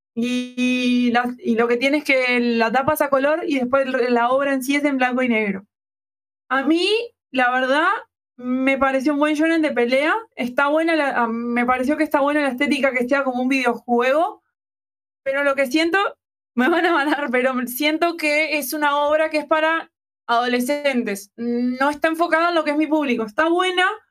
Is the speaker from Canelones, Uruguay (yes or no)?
no; Montevideo, Uruguay